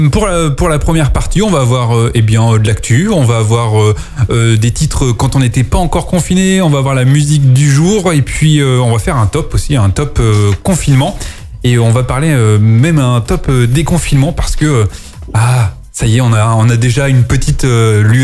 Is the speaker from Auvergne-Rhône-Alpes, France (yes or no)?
no; Picardy, Hauts-de-France, France; moi je viens de Picardie, hein